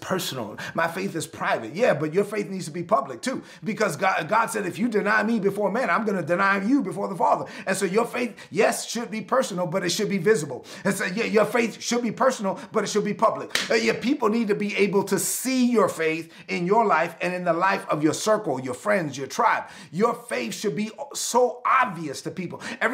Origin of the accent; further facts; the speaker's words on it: New York City, New York, United States; I'm from Brooklyn